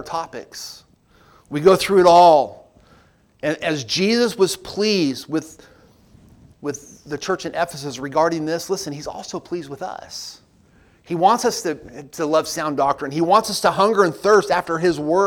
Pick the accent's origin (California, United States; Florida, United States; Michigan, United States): California, United States; Southern; now in Pigeon Forge, United States; I grew up out west in Southern California